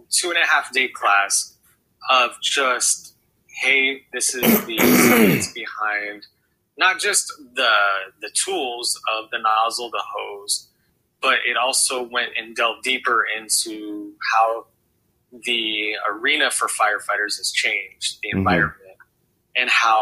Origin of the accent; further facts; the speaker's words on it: Yuma, Arizona, United States; also born or lived in Phoenix Valley area, Arizona; I had been born and raised in Yuma, Arizona